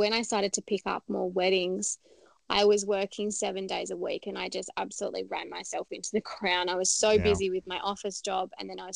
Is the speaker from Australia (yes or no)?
yes; Adelaide, South Australia, Australia; moved away as an adult; now in Melbourne, Australia; I'm actually originally from Adelaide, so I moved over to Melbourne